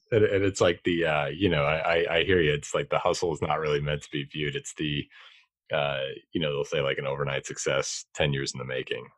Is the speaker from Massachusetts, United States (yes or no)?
yes; Boston, Massachusetts, United States; I'm from Boston myself